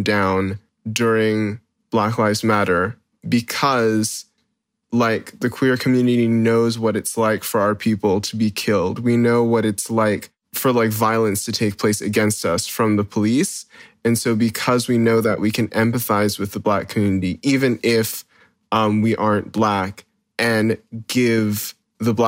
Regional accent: Hawaii, United States; I grew up here in Hawaii

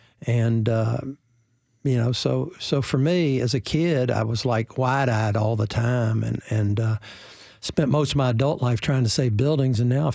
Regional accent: Nashville, Tennessee, United States; growing up in Nashville, I grew up with 10 kids, 9 brothers and sisters

